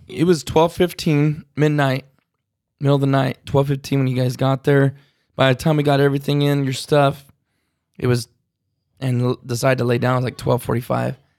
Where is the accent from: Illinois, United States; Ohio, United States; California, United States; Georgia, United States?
California, United States; California boys talk like they talk, but that's just how we talk